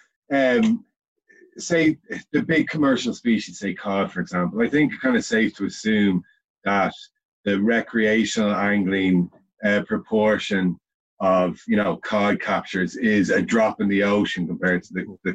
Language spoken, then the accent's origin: English; Dublin, Leinster, Ireland; also born or lived in Wexford; I was raised in Dublin